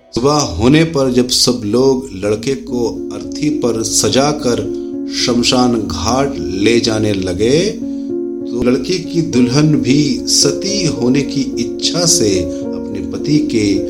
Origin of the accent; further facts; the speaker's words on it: India; हम भारत से हैं